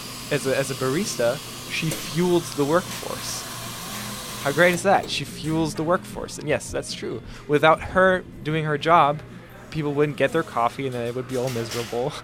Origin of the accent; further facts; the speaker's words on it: Berlin, Germany; now in Ithaca, United States; I grew up in Berlin and I never really lived in a small city